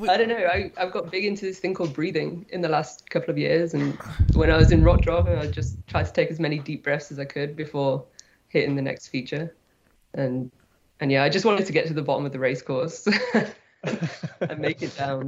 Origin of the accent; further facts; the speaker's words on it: Nottingham, East Midlands, United Kingdom; moved away as an adult; now in Squamish, Canada; I'm from the UK. Uh, I grew up in Nottingham, uh, kayaking on the white course there